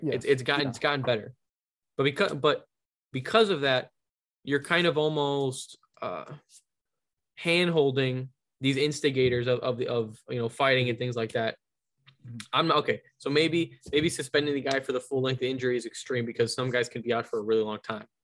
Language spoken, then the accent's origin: English; Chicago, Illinois, United States; a Chicagoan Chicagoland area